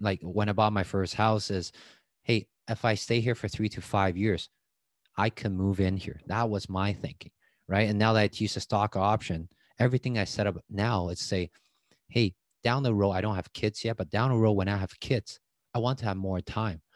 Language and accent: English; Taiwan; English is a second language; moved away as an adult; now in Canada; I grew up in Taiwan, but I was just a kid